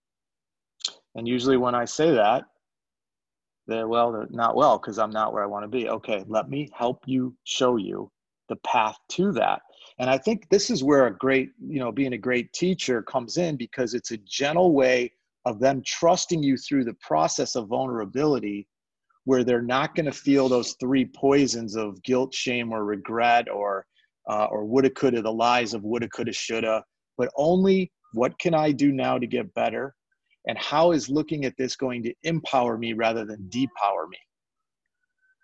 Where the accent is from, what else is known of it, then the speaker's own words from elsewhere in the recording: Chicago, Illinois, United States; I grew up in Chicago